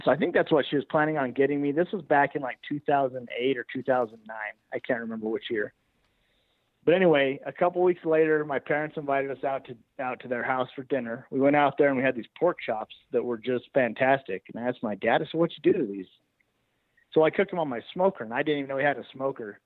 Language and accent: English; Alamosa, Colorado, United States; I was born and raised here in Alamosa, Colorado. My family is, I'm sixth generation in this valley.